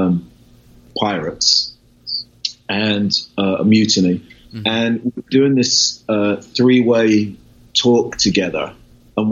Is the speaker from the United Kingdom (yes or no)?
yes; England, United Kingdom; moved away as an adult; also born or lived in California / London; I'm English